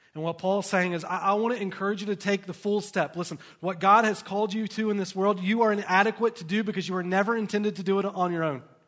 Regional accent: the South, United States; now in Lehi, United States; I grew up in the South, in a very poor environment

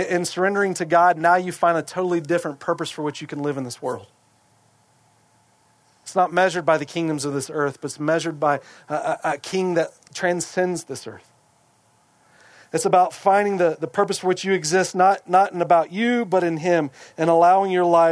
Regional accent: United States

